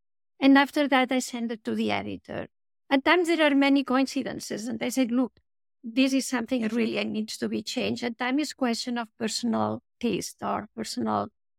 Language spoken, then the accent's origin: English; Spain; I grew up in Spain, and it was very nice in the sense that I had a big family, a lot of cousins